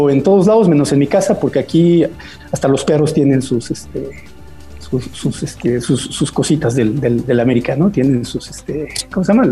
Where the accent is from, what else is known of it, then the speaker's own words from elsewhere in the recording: Mexico City, Mexico; Yo soy de la Ciudad de México. ¿De qué eh, colonia? Eh, originalmente de niño de Jardín Balbuena, que era unos espacios abiertos y en donde podías estar toda la tarde afuera jugando